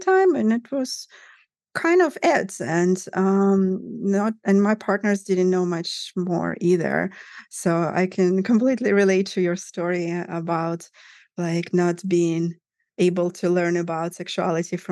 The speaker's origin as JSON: {"language": "English", "country": "Russia", "tie": "born or raised there", "said": "I grew up in Russia, in Soviet Union, actually, to begin with. But then Russia in the 90s"}